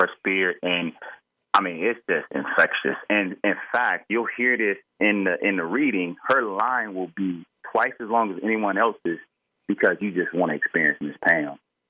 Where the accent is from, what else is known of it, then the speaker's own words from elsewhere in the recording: Florida, United States; And so we were headed to the Bahamas for a weekend because we're from Florida.